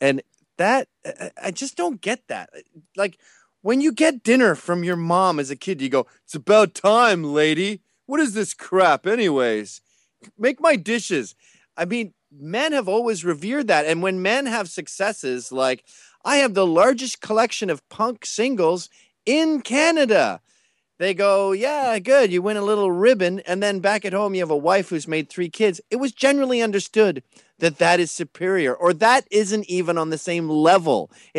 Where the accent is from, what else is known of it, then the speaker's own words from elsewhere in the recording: United Kingdom; born there; No, I was born in Britain. I venerate football.